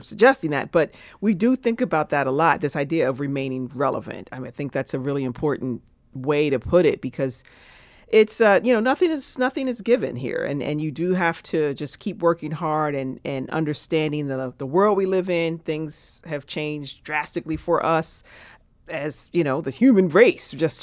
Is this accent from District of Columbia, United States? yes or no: no; Pittsburgh, Pennsylvania, United States; moved away; Chamber Music Pittsburgh, which happens to be my hometown